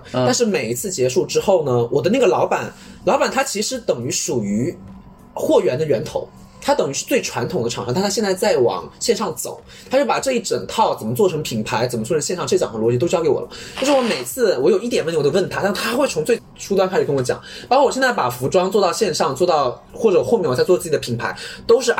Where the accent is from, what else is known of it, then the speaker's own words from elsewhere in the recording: Wenzhou, Zhejiang, China; 我温州人